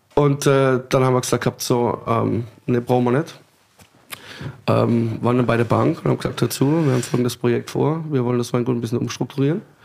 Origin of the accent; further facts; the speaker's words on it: Rhineland-Palatinate, Germany; wir kommen so ein bisschen aus der Südpfalz.